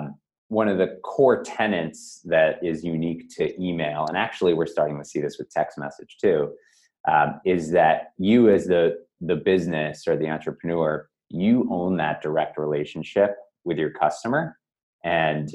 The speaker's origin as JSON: {"language": "English", "town": "Newton", "region": "Massachusetts", "country": "United States", "tie": "born or raised there", "said": "I grew up in Newton, Massachusetts, just outside of Boston here."}